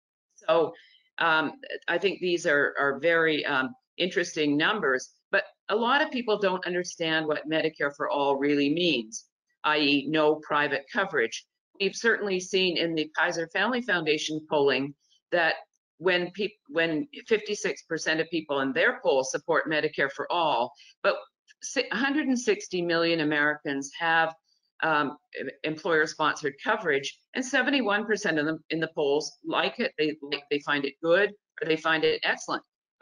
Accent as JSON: {"language": "English", "country": "Canada", "tie": "born or raised there", "moved": "yes", "lives_now": "United States", "said": "I grew up in Canada, as Nina mentioned, under a single-payer system."}